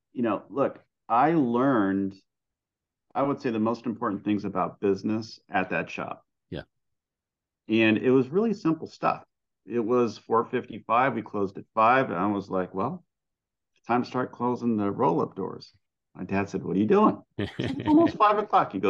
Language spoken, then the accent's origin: English; San Bernardino, California, United States; I grew up in San Bernardino, in the Inland Empire in Southern California. I am from a very ethnic Greek family. Both my parents are immigrants from Greece